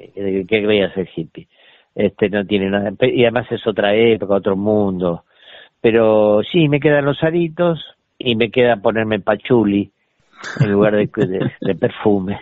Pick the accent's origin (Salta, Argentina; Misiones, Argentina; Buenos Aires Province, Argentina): Buenos Aires Province, Argentina; Ramos Mejía; also born or lived in Gibraltar (ancestry) / Sitges, Spain; teníamos una casa divina en Ramos Mejía que había sido de mi tía Cándida, este, que es la que nos, nos crió un poco a todos